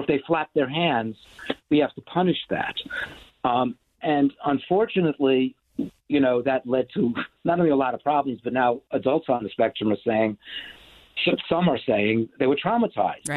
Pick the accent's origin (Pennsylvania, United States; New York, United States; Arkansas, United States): New York, United States; New York City; I was a kid growing up in New York City